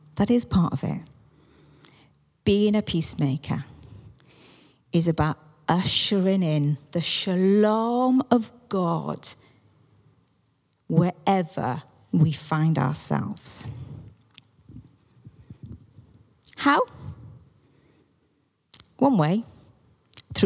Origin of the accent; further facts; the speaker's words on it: Welsh, Wales, United Kingdom; now in Bath, United Kingdom; I am Welsh. I am not English.